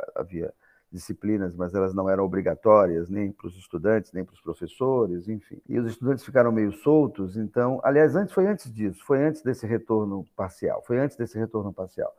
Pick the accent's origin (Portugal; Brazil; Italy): Brazil; nos pensarmos como brasileiros